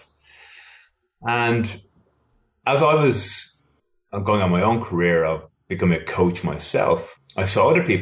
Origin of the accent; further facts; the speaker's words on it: Ireland; moved away as an adult; now in Sydney, Australia; I'm originally from Ireland. I now live in Sydney, Australia. I moved here in 1999.